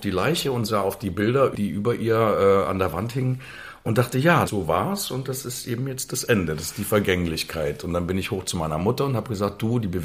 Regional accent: Plauen, Saxony, Germany; Ich komme ursprünglich aus

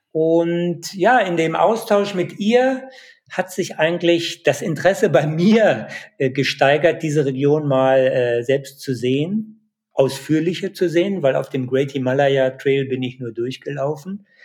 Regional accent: Dolpo, Karnali Province, Nepal; Ich war zehn Jahre äh, lang nicht in Apadolpo, aber deine Bilder, ja, die lassen mich das Apadolpo, meine Heimat, nochmal neu erleben.

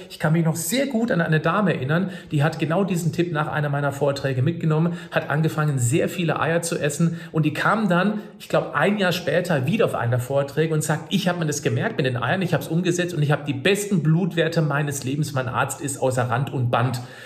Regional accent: Germany; bei uns in Deutschland

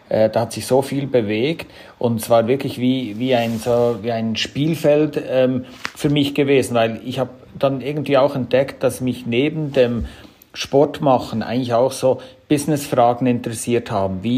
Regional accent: Switzerland; von meiner Sprache her komme ich aus der Schweiz, auch vom Namen her … Also das zeigt ein bisschen, äh, wo meine Wurzeln sind.

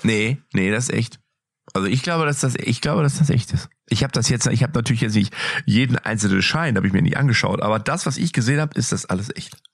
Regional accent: Lippstadt, North Rhine-Westphalia, Germany; ich bin aus Lippstadt

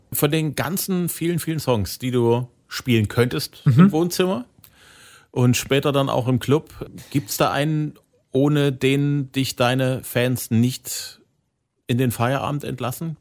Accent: Zwickau, Saxony, Germany; in meiner Heimatstadt

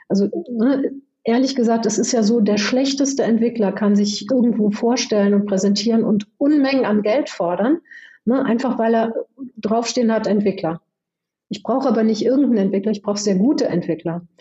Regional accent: Hesse, Germany; ich bin im Rheingau aufgewachsen und bin dort zur Weinlese gegangen

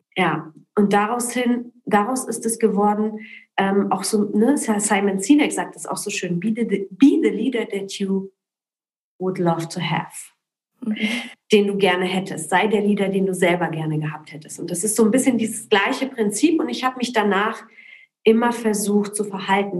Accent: Berlin, Germany; also born or lived in Poland / Cologne; ich bin in Berlin in Köln groß geworden

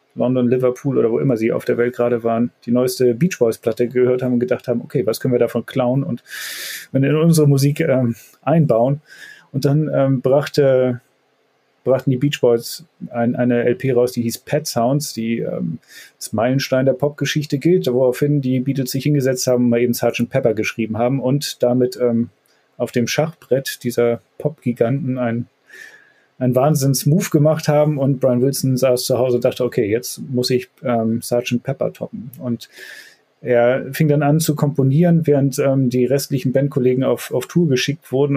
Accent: Hamburg, Germany; aus meiner Heimat hier in dem Stadtteil Jenfeld

